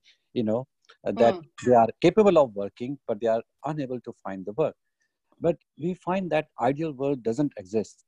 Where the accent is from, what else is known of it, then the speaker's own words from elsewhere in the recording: Pakistan; now in United Kingdom; me as a Pakistani, British Pakistani